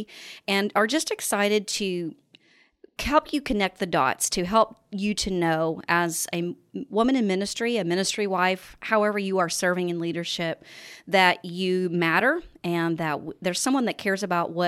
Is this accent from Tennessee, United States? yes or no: no; Oklahoma, United States; Oklahoma, my home state